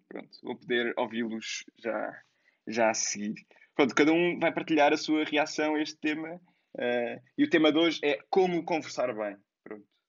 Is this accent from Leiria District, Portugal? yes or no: no; Lisbon, Portugal; sou Lisboeta